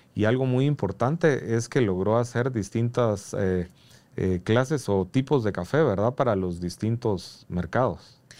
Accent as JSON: {"language": "Spanish", "country": "Guatemala", "said": "como guatemaltecos"}